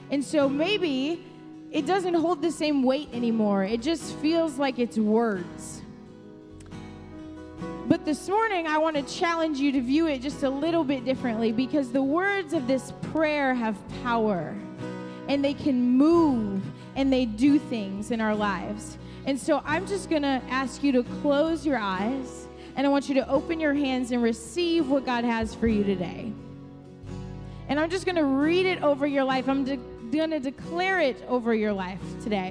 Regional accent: Chicago, Illinois, United States; moved away as an adult; now in Ohio, United States; I am not from Ohio. I'm from Chicago

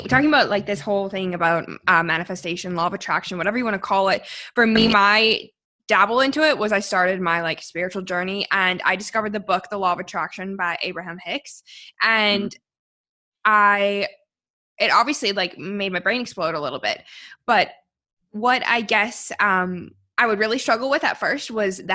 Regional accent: Canada; moved away as an adult; also born or lived in Sydney, Australia; my hometown. Like, I'm in the mountains.

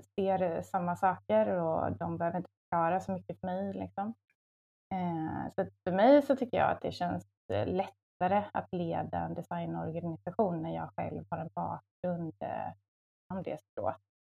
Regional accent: Varberg, Halland County, Sweden; moved away as an adult; also born or lived in Luleå; now in Stockholm, Sweden; jag är från eh, västkusten, från Varberg.

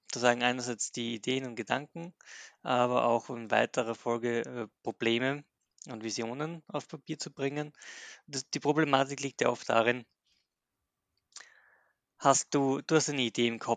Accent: Graz, Styria, Austria; bin aus Österreich, aus Graz.

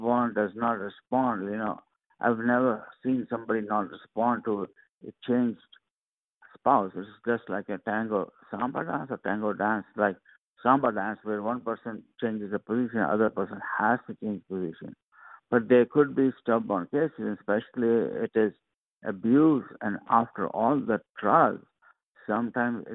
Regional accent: India; moved away; I'm originally from India, so sometimes I use Sanskrit words

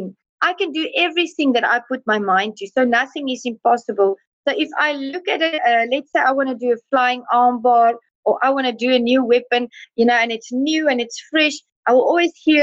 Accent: South Africa; I come from South Africa

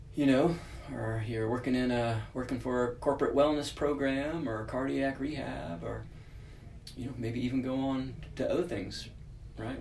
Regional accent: Texas, United States; moved away as an adult; now in California, United States; I'm from Texas, so only lived in California for about yeah, coming up on four years now

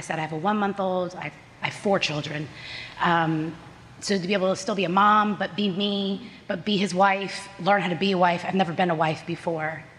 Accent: New Jersey, United States; also born or lived in California; I was born in California. And then within 2 years, my mom moved back to New Jersey, and it was just me and her for years

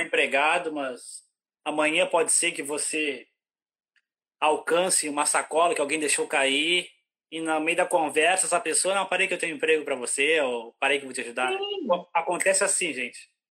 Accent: interior of Rio Grande do Sul, Brazil; moved away as an adult; now in Ireland; eu sou, eu sou lá do interior do Rio Grande do Sul

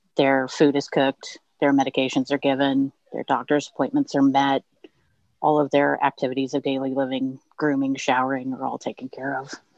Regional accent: Southern California, United States; moved away; grew up in Southern California

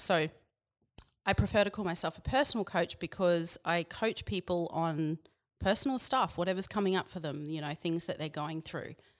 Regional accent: Yeppoon, Queensland, Australia; also born or lived in Biloela, Queensland / Brisbane, Queensland; grew up there, born there and grew up there until I was about ten, and then we moved to Yapoon, which is near Rockhampton

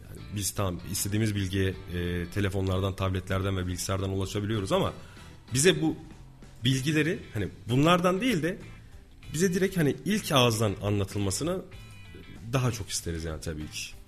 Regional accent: Kayseri Province, Turkey; born or raised there

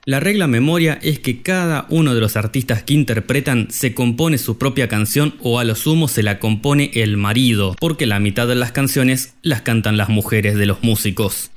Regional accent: Argentina; como buenos argentinos que somos

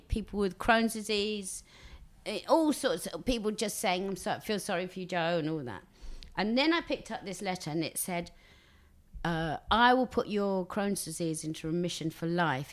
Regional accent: Basildon, East of England, United Kingdom; also born or lived in Billericay / Benfleet; born in Billericay, uh, raised till nine in Basildon

